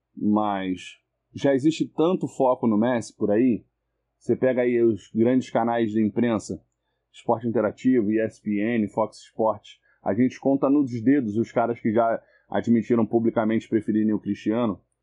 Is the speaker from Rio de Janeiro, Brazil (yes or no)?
yes; Rio de Janeiro, Brazil; eu sou do Rio de Janeiro